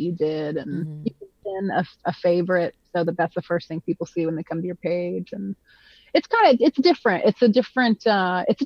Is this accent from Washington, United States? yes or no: no; Nashville, Tennessee, United States; I grew up in Nashville, because that's where my dad's job was.